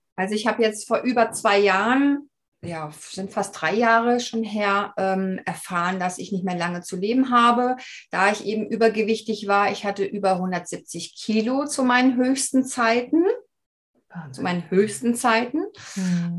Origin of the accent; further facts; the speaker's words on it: Black Forest, Baden-Württemberg, Germany; ich wurde praktisch hier im Schwarzwald geboren